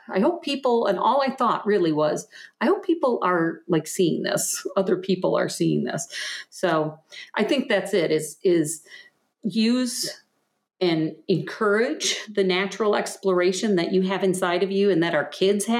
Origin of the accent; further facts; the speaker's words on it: Michigan, United States; I'm from Michigan. I have family still here in Michigan, so there'll always be a place.